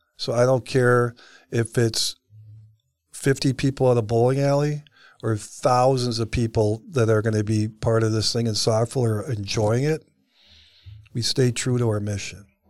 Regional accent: Cleveland, Ohio, United States; I grew up in Cleveland, Ohio in the sixties and seventies

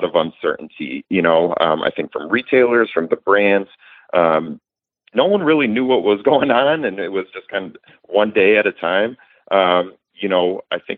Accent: Michigan, United States; moved away as an adult; now in Texas, United States; I'm from Michigan originally. I moved down to Texas 3 years ago

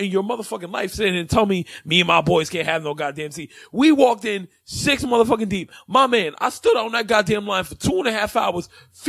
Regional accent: New York City, New York, United States; I'm from Brownsville, B.

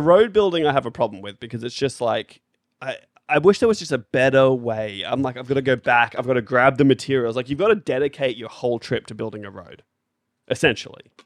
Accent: Australia; 'cause we're Australian

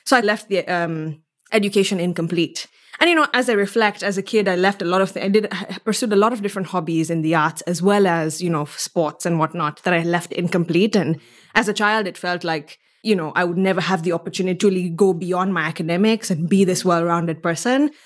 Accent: Mombasa, Mombasa County, Kenya; moved away as an adult; now in Stanford, United States; I'm from Mombasa, Kenya. I was born and raised in this, it's an island city.

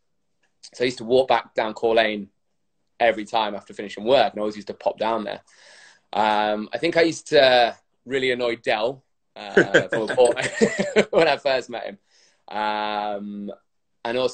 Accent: Rugby, West Midlands, United Kingdom; moved away as an adult; also born or lived in North Yorkshire / Leeds; I was born in North Yorkshire, but I grew up in the Midlands. So I was kind of growing up in a place called Rugby.

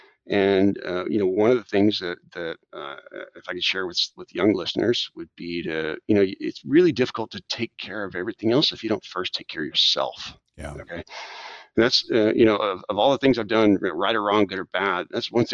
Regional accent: South Texas, United States; also born or lived in Washington, D.C. / Japan / San Antonio; I'm a native Texan. I grew up in South Texas

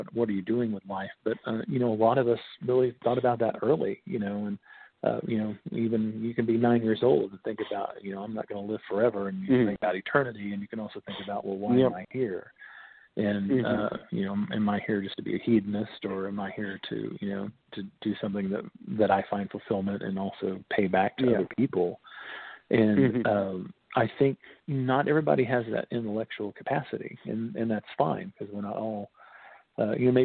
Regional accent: Bluebell, Oklahoma, United States; I'm from Bluebell, Oklahoma, technically

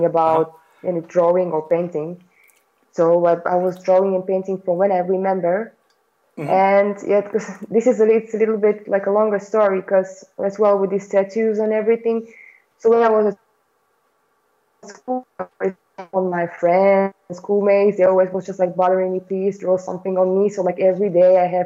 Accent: Slovakia; moved away as an adult; also born or lived in London; I'm from Slovakia. Yeah, actually, I came to London

